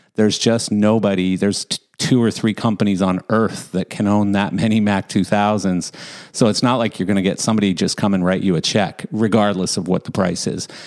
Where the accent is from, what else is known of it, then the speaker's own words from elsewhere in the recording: Calgary, Alberta, Canada; I grew I grew up in Calgary